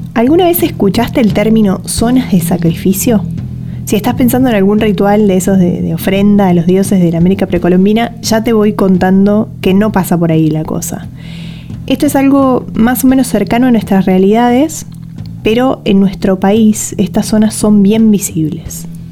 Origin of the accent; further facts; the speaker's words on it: Buenos Aires, Argentina; licenciada en Ciencias Ambientales, porteña